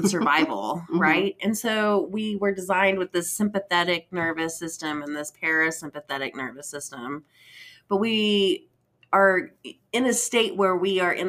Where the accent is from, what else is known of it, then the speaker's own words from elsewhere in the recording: Panhandle, Texas, United States; also born or lived in Austin, Texas; I grew up in Panhandle and graduated in like 98. So came back to the area after going to Austin.